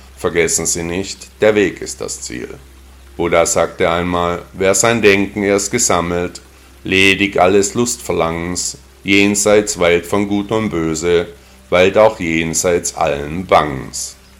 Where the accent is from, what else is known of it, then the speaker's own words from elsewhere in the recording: Stuttgart, Baden-Württemberg, Germany; in meiner Heimatstadt Stuttgart